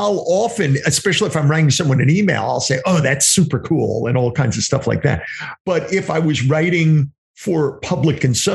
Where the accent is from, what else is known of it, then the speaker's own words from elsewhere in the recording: New York, United States; accent: New York; moved away; also born or lived in New Jersey / Pennsylvania; I have this New York way of saying things, even though I've lived in New Jersey and Pennsylvania for many years, but I come from New York